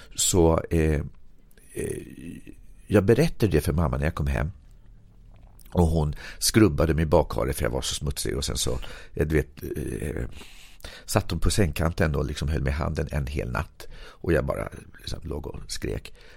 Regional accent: Sweden; min uppväxt i Berg

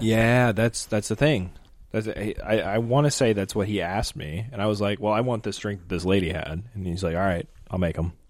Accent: St. Louis, Missouri, United States; I'm from Saint Louis

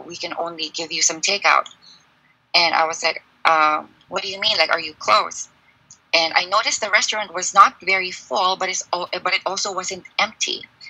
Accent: Philippines; now in China; I'm a Filipino

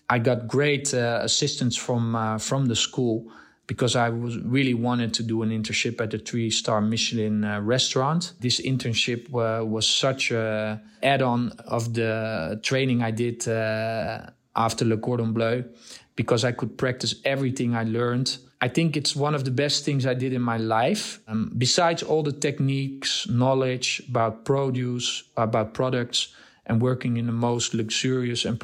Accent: Nigeria; also born or lived in Netherlands; now in Amsterdam, Netherlands; I was born in Holland and I grew up in uh, Africa, in Nigeria.

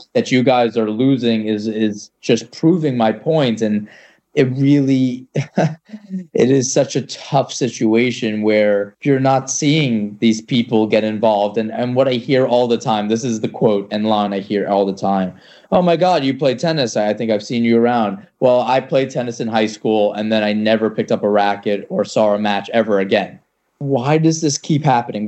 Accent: New York, United States; I'm from New York

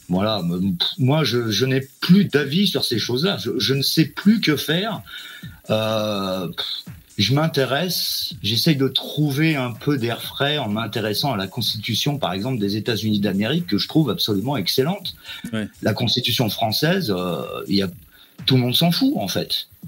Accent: France; moi, je suis un Français qui a été fortement américanisé par la culture américaine.

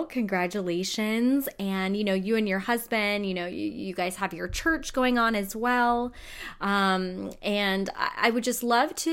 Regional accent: California, United States; I'm a California girl born and raised

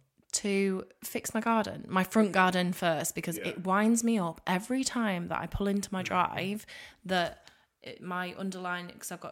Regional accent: end of the A180, Yorkshire and the Humber, United Kingdom; moved away; when I used to drive home to my hometown

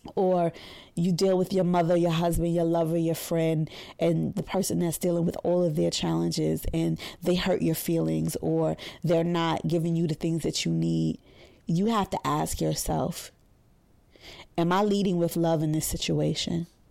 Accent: New York City, New York, United States; we're from Brooklyn

